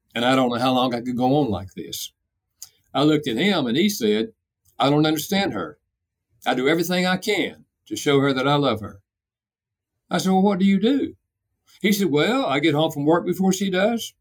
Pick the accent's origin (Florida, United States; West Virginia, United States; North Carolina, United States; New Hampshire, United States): North Carolina, United States; I'm from North Carolina, so I have a dialect